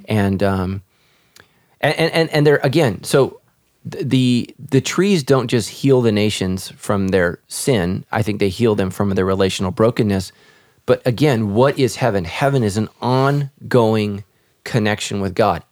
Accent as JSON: {"language": "English", "country": "United States", "said": "my nationality is I'm American"}